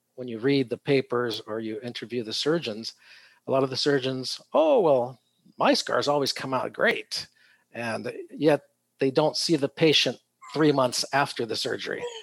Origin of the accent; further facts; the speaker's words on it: San Diego, California, United States; also born or lived in Tijuana, Mexico; I was born here, but my first two years I lived in uh, Mexico across the border in Tijuana. Oh. Um, so I was about three years old when the entire family moved uh, back up to San Diego